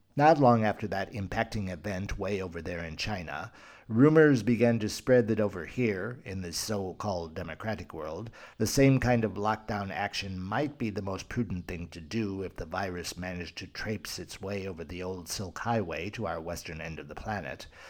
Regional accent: Spain; Spain, my home country

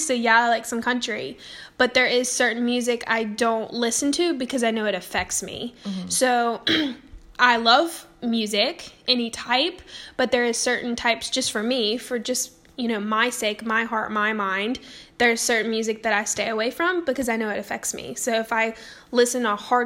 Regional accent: the South, United States; I grew up in the South

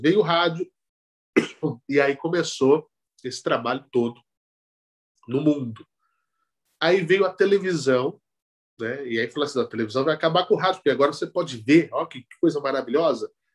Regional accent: Araraquara, São Paulo, Brazil; now in São Paulo, Brazil; Eu nasci em Araraquara, no interior de São Paulo, onde a média é 30.

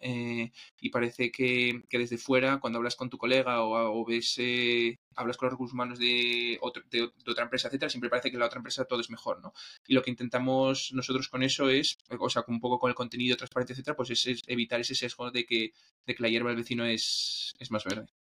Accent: Asturias, Spain; yo soy de Asturias

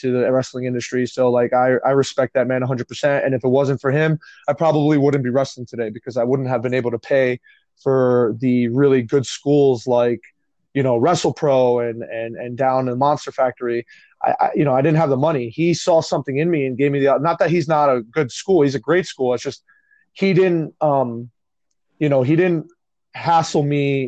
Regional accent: Union City, New Jersey, United States; also born or lived in Secaucus, New Jersey; I grew up in Union City, New Jersey

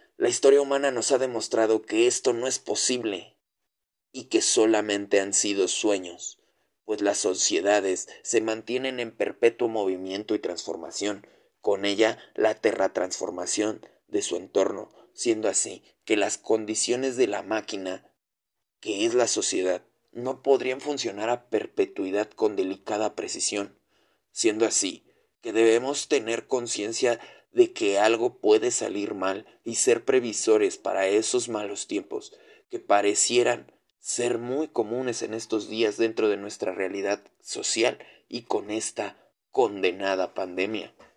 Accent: Mexico; cumplir mi deber como mexicano y buen patriota

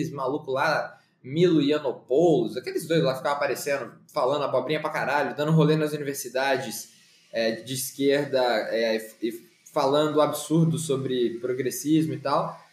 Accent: Campinas, São Paulo, Brazil; E eu, não, e eu sou de Campinas e pá. É, e eu até perdi o sotaque é, para trabalhar, assim

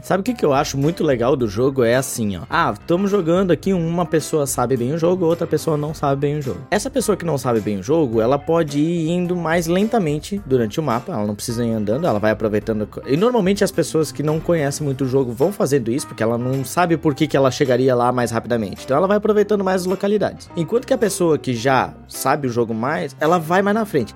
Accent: Jaraguá do Sul, Santa Catarina, Brazil; eu sou natural de Jaraguá do Sul, uma cidade do norte do estado

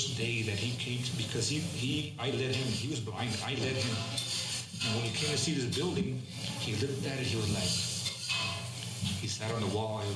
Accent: Los Angeles, California, United States; moved away as an adult; also born or lived in Fontana; now in Upland, United States; growing up in South Central

